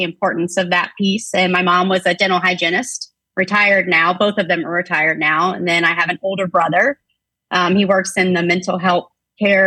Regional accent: Pensacola, Florida, United States; also born or lived in Tampa, Florida / 30A area, Florida Gulf Coast; I'm originally from Pensacola, Florida

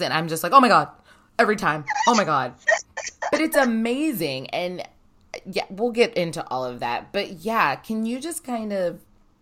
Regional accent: Ohio, United States; now in New York City, United States; I'm originally from Ohio

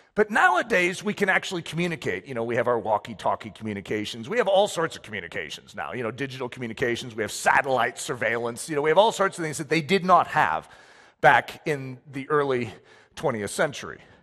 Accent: United States; I'm American

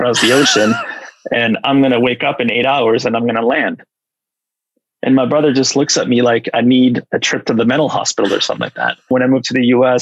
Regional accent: Sweden; moved away; also born or lived in Mexico City, Mexico / Buenos Aires, Argentina / Los Angeles, United States; I grew up in Sweden, but we were expats for about 4 years. So I was fortunate enough to spend 3 years in Mexico City and 1 year in Buenos Aires, Argentina.

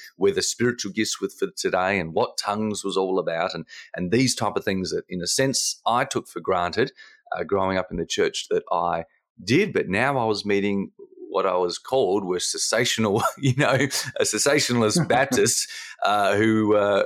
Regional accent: Australia; as the Aussie in the room

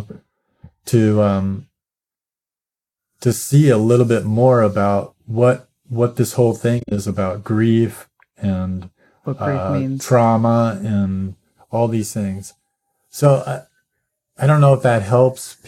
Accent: United States; growing up as an American

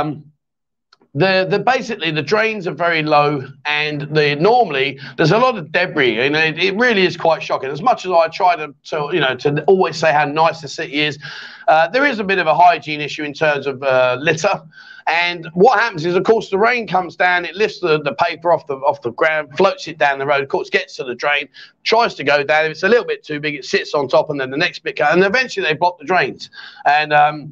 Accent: England, United Kingdom; now in Pattaya, Thailand; we're English

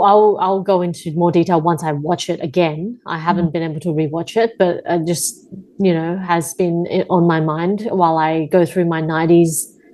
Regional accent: Taiwan; now in Australia; We're both from Taiwan. Ethnically, we're Taiwanese women.

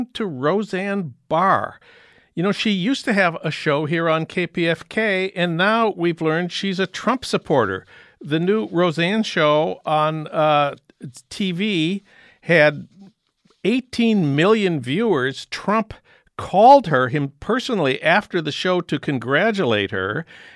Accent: Saint Paul, Minnesota, United States; now in Los Angeles, United States; my hometown of St. Paul

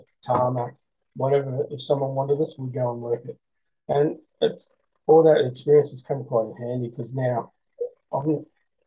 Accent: Australia; I'm an Australian

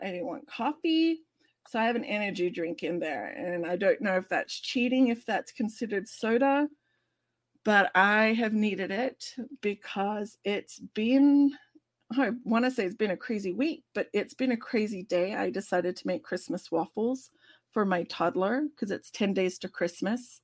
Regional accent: Australia; moved away; as an Australian

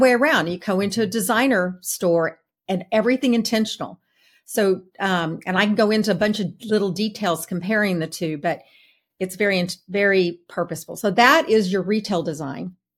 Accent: Texas, United States; now in Atlanta, United States; I'm from Texas.

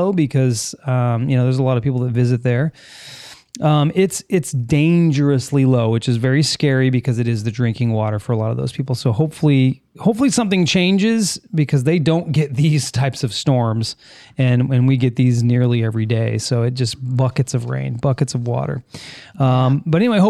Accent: California, United States; moved away as an adult; now in Florida, United States; we're from California

